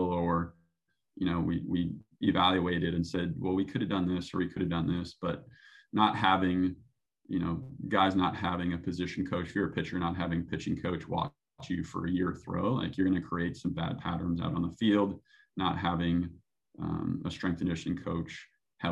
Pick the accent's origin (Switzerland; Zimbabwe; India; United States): United States; Minnesota; moved away as an adult; now in Phoenix, United States; more of a purist from Minnesota